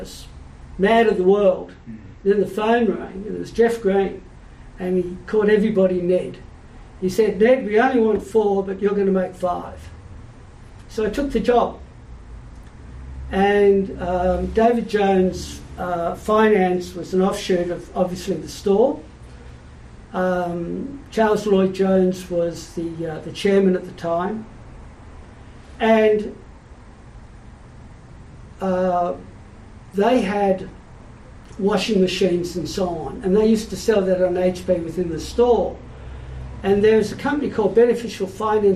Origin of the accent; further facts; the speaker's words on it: Sydney, New South Wales, Australia; also born or lived in Melbourne; I was born in Melbourne till I was seven. I lived there, and then my father was transferred to Sydney. And I've lived in Sydney, and I love Sydney, and Sydney will always be home